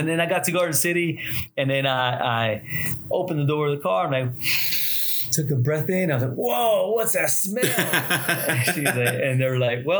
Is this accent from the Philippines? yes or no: no; San Justo, Buenos Aires Province, Argentina; born there; also born or lived in Miami, United States; So I was born in Argentina, San Justo, Saint Just, which is in Buenos Aires, Argentina, the capital there. So, but I was born there. My family immigrated to the U.S. and I lived in Miami for a while, for 15, 16 years.